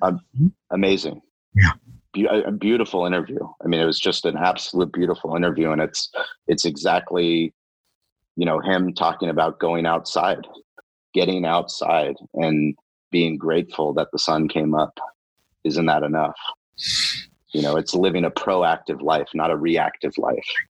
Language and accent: English; San Diego, California, United States; I'm a San Diego kid. I grew up in La Jolla.